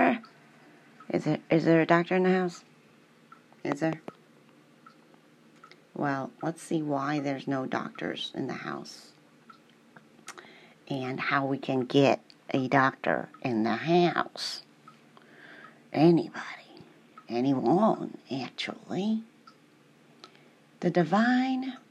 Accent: St. Louis, Missouri, United States; I'm from the South.

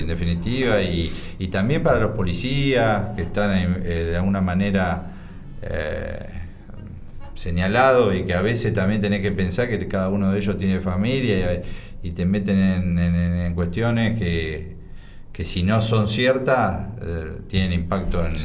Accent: Bahía Blanca, Buenos Aires Province, Argentina; also born or lived in Villarino; aunque nosotros nacimos en Bahía, somos bahienses

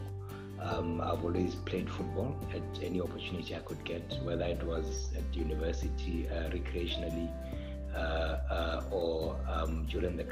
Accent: Gaborone, South-East District, Botswana; also born or lived in Mutane; I was born in Gaborone, bred in Gaborone all my life.

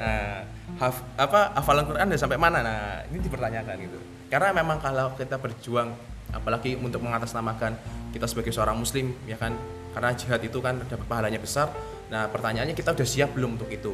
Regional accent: Indonesia; kita sebagai warga negara Indonesia uh WNI

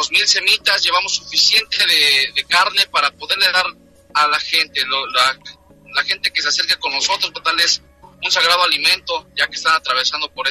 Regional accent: Mexico; créeme que somos mexicanos y como mexicanos siempre nos vamos a apoyar

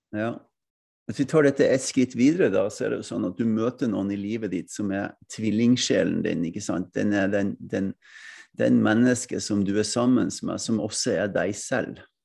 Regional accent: Norway; jeg kommer fra Norge, jeg kommer ikke fra Sverige

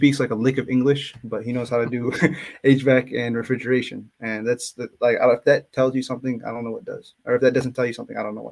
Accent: Dearborn, Michigan, United States; I'm outside of Detroit. It's called a city called Dearborn, but like ethnicity wise, my family, they actually immigrated from Yemen

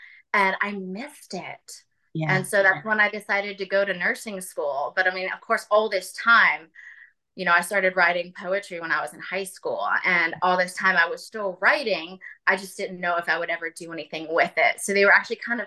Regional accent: Virginia, United States; also born or lived in Charleston, South Carolina; I am from Virginia, and I have traveled and lived in a couple different areas, Charleston, South Carolina, being one of them

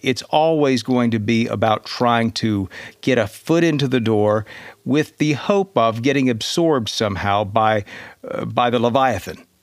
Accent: Georgia, United States; growing up in Georgia at the time

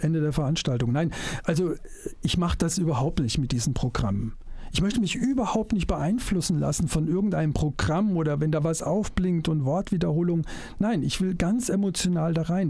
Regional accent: Germany; ich als Wessi

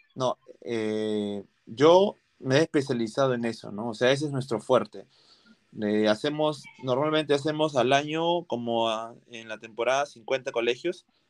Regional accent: Punta Hermosa, Lima, Peru; yo vivo en Punta Hermosa, nací acá en, en Punta Hermosa y vivo acá en Punta Hermosa.

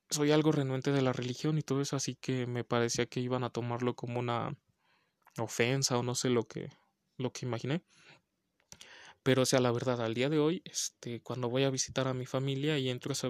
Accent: Venezuela; Yo en ese entonces tenía 14 años de edad. Soy de Venezuela y en esa época teníamos un racionamiento de electricidad.

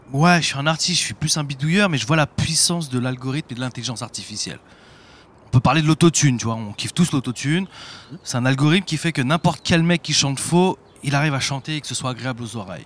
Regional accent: Paris, Île-de-France, France; je suis un parisien

